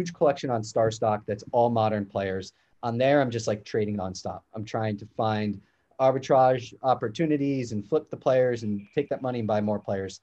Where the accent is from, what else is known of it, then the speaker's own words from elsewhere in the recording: New York, United States; Growing up in New York